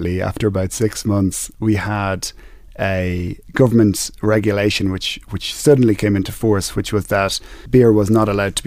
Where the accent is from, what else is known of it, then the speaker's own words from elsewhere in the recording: Ireland; moved away as an adult; now in Kenya; I was born in Ireland. I was educated in Ireland